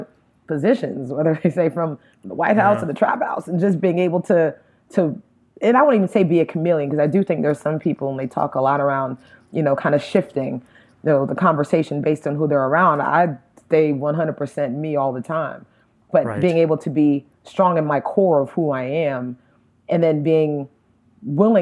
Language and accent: English; Miami, Florida, United States; now in Atlanta, United States; me growing up in Miami, I am American 100%